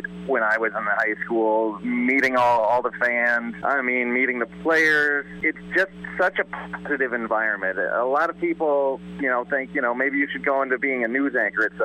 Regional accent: Dike, Iowa, United States; I grew up in Dyke, graduated from Dyke, New Hartford in 1995

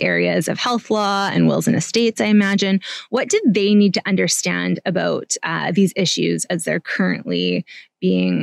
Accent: Vancouver, British Columbia, Canada; I'm from Vancouver

